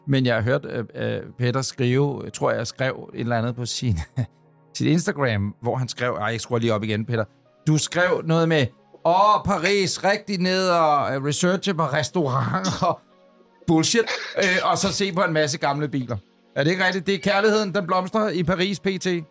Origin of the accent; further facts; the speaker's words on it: Ølstykke, Capital Region of Denmark, Denmark; da jeg var dreng ude i Ølstykke